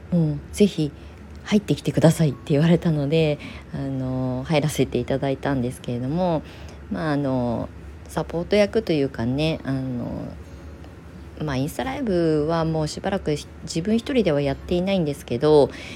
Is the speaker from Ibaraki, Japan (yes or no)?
yes; Kasama, Ibaraki, Japan; 同じ茨城県笠間市内に古民家バンクに登録してる家はあるんですよたくさんね。だけどその中でうちを紹介してくれた